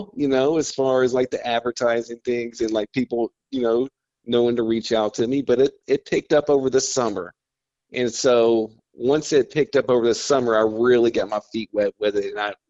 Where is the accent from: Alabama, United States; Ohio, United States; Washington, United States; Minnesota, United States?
Alabama, United States; Baldwin County; also born or lived in Miami, Florida; now in Perdido, United States; I'm originally from Baldwin County, Alabama, Daphne Fairhope area